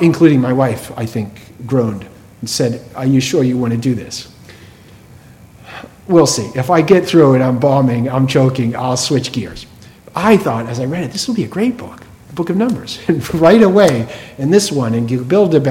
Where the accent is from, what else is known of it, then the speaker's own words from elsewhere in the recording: Massachusetts, United States; I was born in Massachusetts